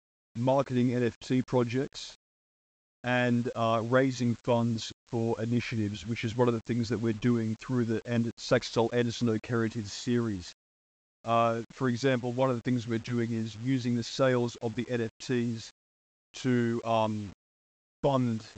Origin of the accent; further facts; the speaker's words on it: Tasmania, Australia; I'm from Tasmania, Australia.